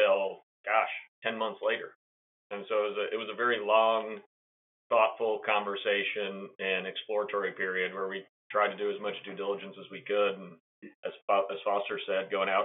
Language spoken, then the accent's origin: English; Kansas City, United States; I'm from Kansas City